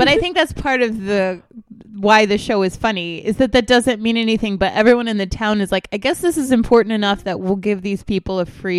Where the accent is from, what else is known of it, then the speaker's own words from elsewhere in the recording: United States; I'm a wacky American.